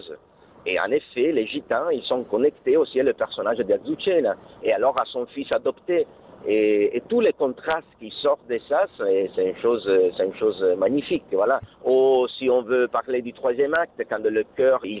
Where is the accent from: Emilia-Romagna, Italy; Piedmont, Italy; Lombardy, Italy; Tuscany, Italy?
Lombardy, Italy; Bergamo; French is a second language; il habitait à Bergam parce que moi je suis de Bergam